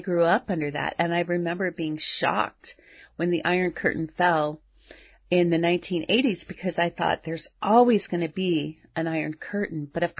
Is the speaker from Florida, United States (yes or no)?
yes; South Florida, United States; also born or lived in Venezuela; I also grew up having friends that were Cubans. I grew up in South Florida, and I met people who were on rafts and escaped from Cuba to the Keys or to Miami on rafts